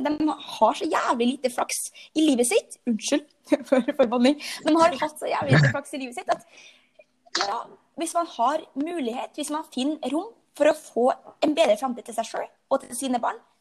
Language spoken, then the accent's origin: Norwegian; Frei, Møre og Romsdal, Norway; moved away as an adult; also born or lived in Oslo; now in Lillestrøm, Norway; jeg kommer fra Frei, en liten øy på Nordmøre med 5000 innbyggere